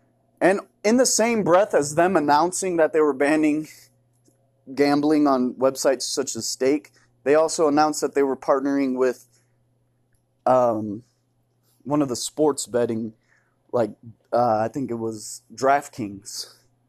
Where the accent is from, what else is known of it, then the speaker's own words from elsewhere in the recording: Toronto, Ontario, Canada; I was on Degrassi. I'm from Canada. I'm from Toronto. Okay? I'm from Raptor country.